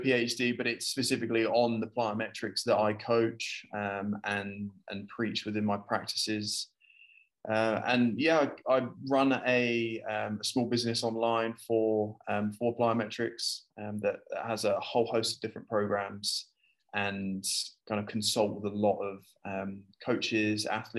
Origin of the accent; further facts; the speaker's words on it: United Kingdom; now in Abu Dhabi, United Arab Emirates; I'm British, if you can understand my accent